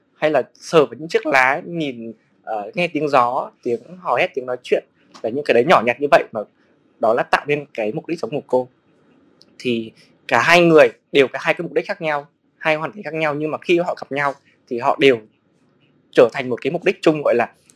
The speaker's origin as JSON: {"language": "Vietnamese", "region": "Lâm Đồng", "country": "Vietnam", "tie": "born or raised there", "also_born_or_lived": "Hanoi / Ho Chi Minh City", "moved": "yes", "lives_now": "Hà Giang, Vietnam", "said": "quê gốc mình ở Hà Nội, mình sinh ra ở Lâm Đồng"}